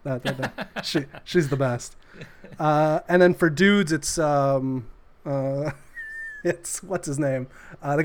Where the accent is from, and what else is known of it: London, Ontario, Canada; born or raised there